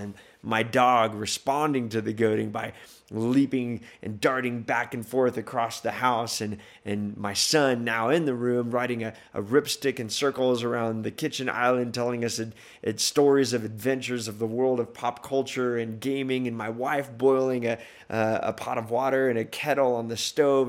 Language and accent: English; El Paso, Texas, United States; moved away; I grew up in El Paso, Texas